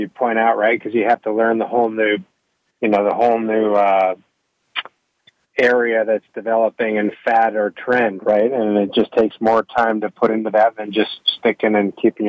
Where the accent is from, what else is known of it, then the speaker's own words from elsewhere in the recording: Davis, California, United States; moved away as an adult; also born or lived in England / Ireland / Dubai / Australia; now in Kentucky, United States; My background is I'm from Northern California, Davis. My dad was the director of the UC Davis Festival